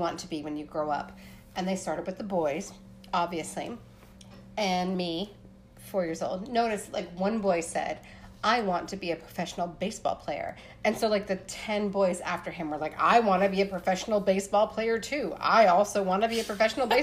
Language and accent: English; Appalachia, Pennsylvania, United States; I'm a white girl growing up in Pennsylvania